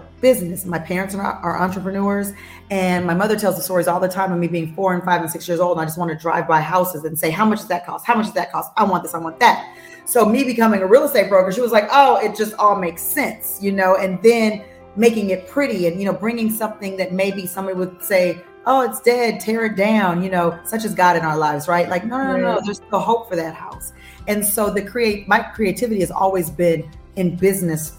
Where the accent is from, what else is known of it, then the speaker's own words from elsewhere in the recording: Los Angeles, California, United States; moved away as an adult; now in Nashville, United States; I'm born and raised in Los Angeles, California. I'm an LA girl all day, every day